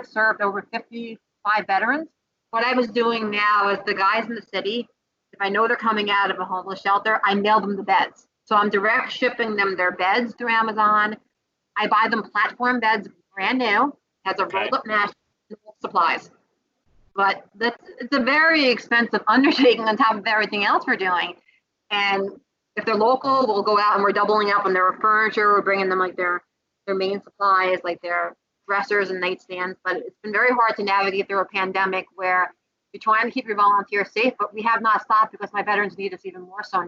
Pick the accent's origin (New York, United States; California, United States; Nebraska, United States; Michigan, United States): New York, United States; New York City; I was born in the Bronx